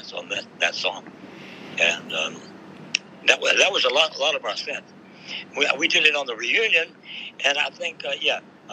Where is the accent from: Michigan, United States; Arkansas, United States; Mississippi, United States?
Mississippi, United States; Jackson; moved away; also born or lived in Monroe / North Texas; He replaced George Lawrence, who I grew up with in Mississippi, and we went to North Texas together